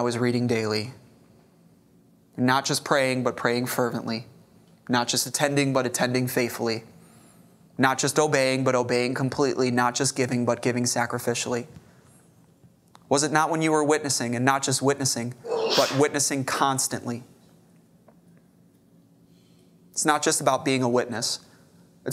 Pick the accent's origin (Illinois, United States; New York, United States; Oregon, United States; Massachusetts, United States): Illinois, United States; Chicago; now in Corpus Christi, United States; I grew up in Chicago.